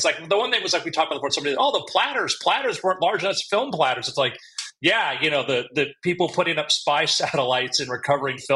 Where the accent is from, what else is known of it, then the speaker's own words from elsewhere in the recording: South Florida, United States; growing up in South Florida